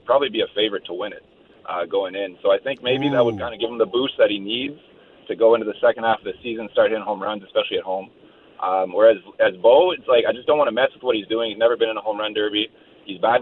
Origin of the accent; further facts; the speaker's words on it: Ottawa, Ontario, Canada; I'm from Ottawa.